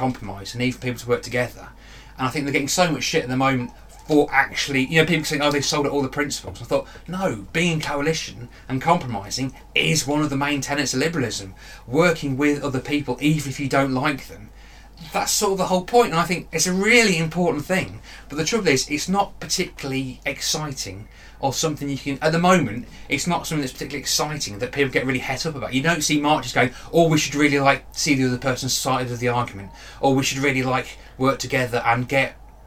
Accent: the Fens, East of England, United Kingdom; I'm from the Fens

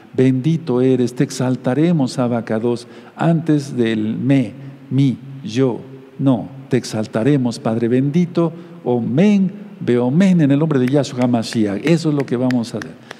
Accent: Mexico; como decimos aquí en México

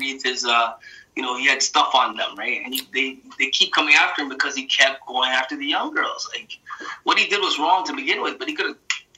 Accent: Montreal, Quebec, Canada; also born or lived in Jamaica; now in Toronto, Canada; where I grew up in Montreal

